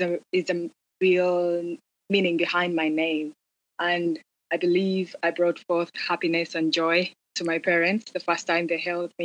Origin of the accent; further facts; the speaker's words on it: Northern Region, Uganda; moved away as an adult; also born or lived in South Africa; now in New York City, United States; I'm from Uganda. I'm from the northern part of Uganda.